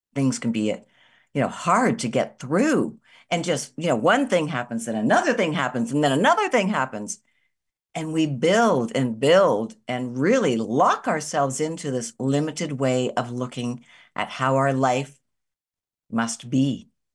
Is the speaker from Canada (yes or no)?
yes; Canada; I'm a Canadian living in Canada still